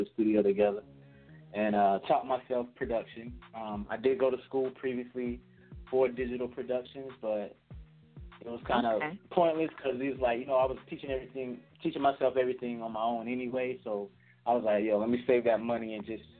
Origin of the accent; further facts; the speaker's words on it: Florida, United States; I'm from Florida